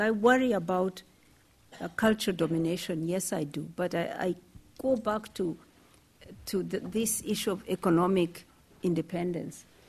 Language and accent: English; Kenya; I'm from Kenya.